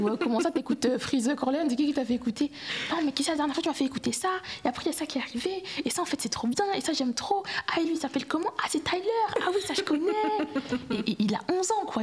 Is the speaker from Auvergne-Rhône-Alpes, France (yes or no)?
no; Marseille, Provence-Alpes-Côte d'Azur, France; j'ai grandi à Marseille